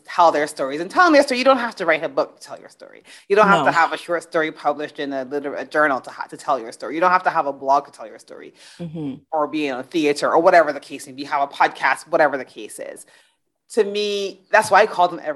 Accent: Barbados; moved away; also born or lived in England; I grew up in Barbados. I was living in England at the time

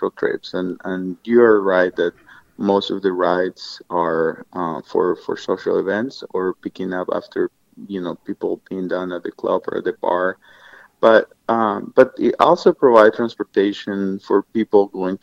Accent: Colombia; moved away as an adult; now in Colorado, United States; I'm from Colombia in South America, and I've lived in the United States for about 20 years, almost now, 18 years.

